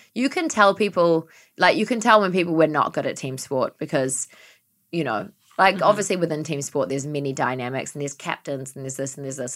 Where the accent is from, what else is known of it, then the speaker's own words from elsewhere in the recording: New Zealand; moved away; growing up in New Zealand, having so much grass and everything like